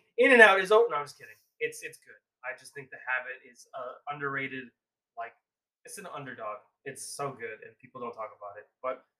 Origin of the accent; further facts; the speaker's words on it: Philippines; As long as my Filipino people like it, I'm rocking with it too.